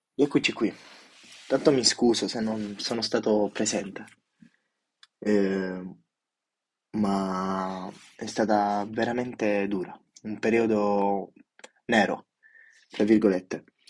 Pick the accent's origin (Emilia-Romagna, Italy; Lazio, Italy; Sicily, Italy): Sicily, Italy; Io da, mm, da giù, siciliano doc